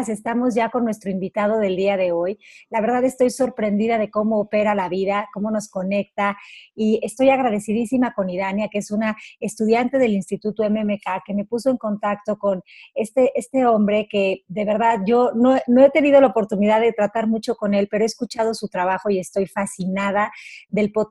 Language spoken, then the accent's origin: Spanish; Barcelona, Catalonia, Spain; un músico, cantante, compositor, natural de Barcelona